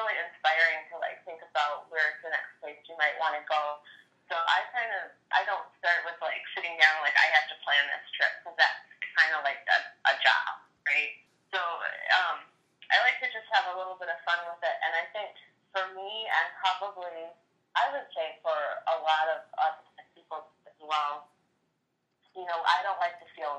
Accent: Michigan, United States; I'm from Michigan, so it's right next door

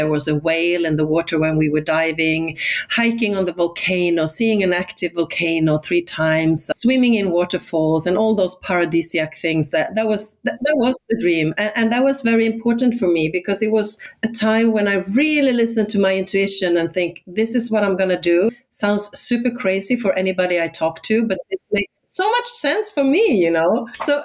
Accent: Sweden; first language Swedish; English is a second language; moved away; I'm Swedish, so my native, my mother tongue is Swedish.

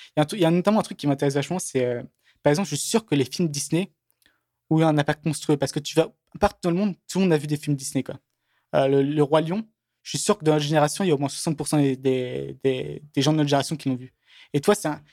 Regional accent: France; moved away; j'ai beaucoup, beaucoup, de chance d'être né en France

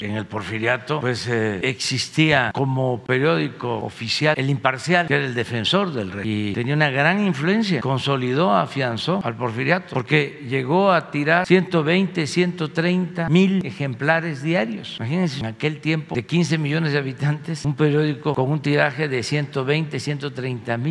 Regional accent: Tepetitán, Tabasco, Mexico; soy orgullosamente de Tepetitán, Macuspana, Tabasco

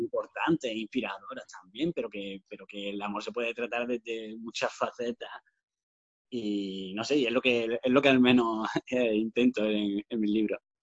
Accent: Granada, Andalusia, Spain; also born or lived in Dos Hermanas, Seville; llevo viviendo prácticamente toda mi vida en Granada, porque nos vinimos con. Yo tenía dos años y medio

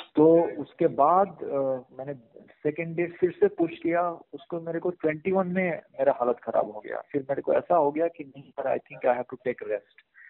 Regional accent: Bihar, India; now in Bangalore, India; अपने तरफ बिहार में जहाँ पे मैं पला बड़ा हूँ

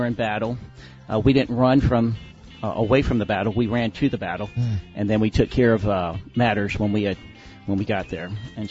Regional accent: Camden County, Missouri, United States; I am from Camden County. I'm a lake man

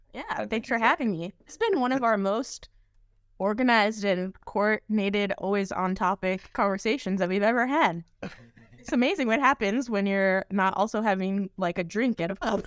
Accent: United States; moved away; also born or lived in Austin, Texas; I grew up outside Washington, D C

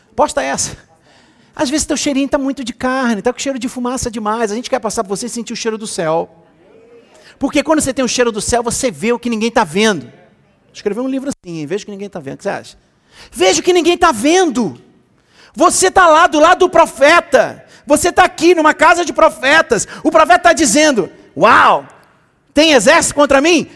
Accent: Rio de Janeiro, Brazil; eu sou carioca, eu sou do pagode

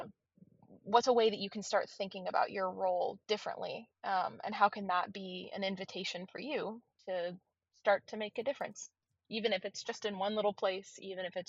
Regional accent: North Central Florida, United States; also born or lived in Georgia; I grew up here in North Central Florida

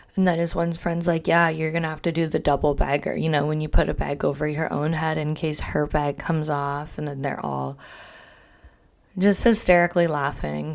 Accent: Canada; I'm Canadian

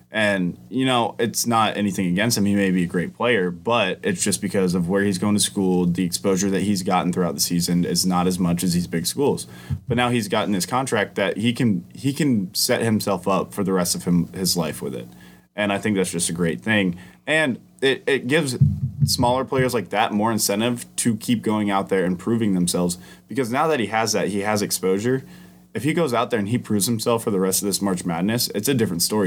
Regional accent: Georgia, United States; I'd lived in Georgia my entire life

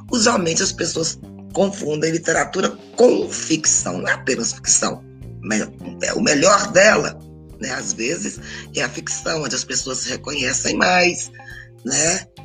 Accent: Governador Valadares, Minas Gerais, Brazil; born there; Eu sou nascida em Governador Valadares, Minas Gerais. E quem nasceu em Governador Valadares, a gente fica brincando que era filial do inferno.

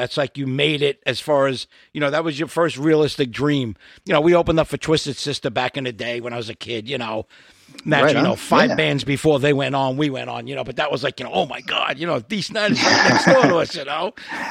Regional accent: New York, United States; accent: Brooklyn; moved away; I'm originally from New York.

